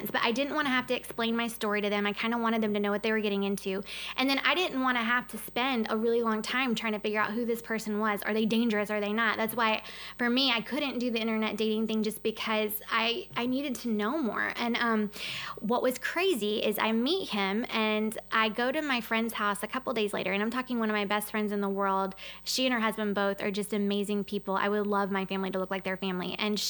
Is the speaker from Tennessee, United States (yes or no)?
yes; Tennessee, United States; I'm from Tennessee